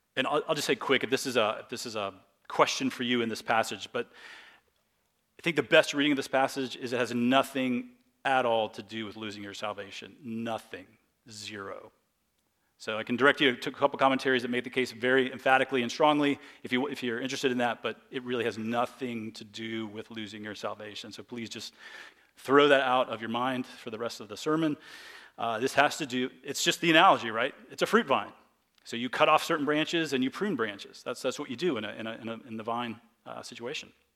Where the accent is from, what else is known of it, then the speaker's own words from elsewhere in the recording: United States; as American Christians